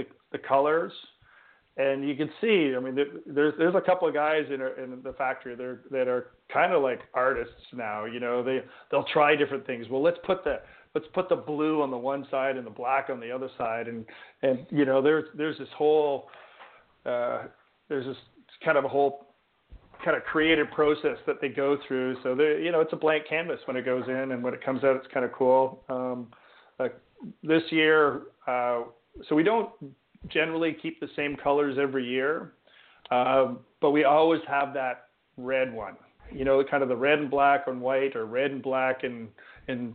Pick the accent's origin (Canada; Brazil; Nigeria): Canada; as a Canadian